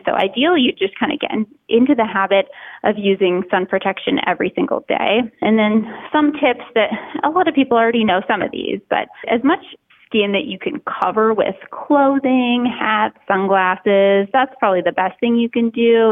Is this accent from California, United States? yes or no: no; Minnesota, United States; moved away as an adult; also born or lived in Boston, Massachusetts; I grew up in Minnesota and kind of lived there as a child, went to college there